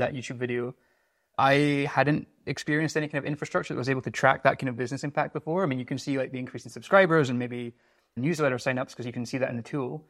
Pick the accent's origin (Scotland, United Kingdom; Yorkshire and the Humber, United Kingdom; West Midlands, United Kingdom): Scotland, United Kingdom; moved away; I'm a Scottish seventeen